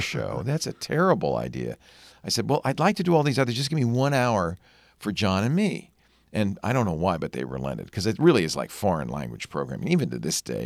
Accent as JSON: {"language": "English", "town": "Providence", "region": "Rhode Island", "country": "United States", "tie": "born or raised there", "also_born_or_lived": "Manhattan, New York", "said": "I grew up in Rhode Island"}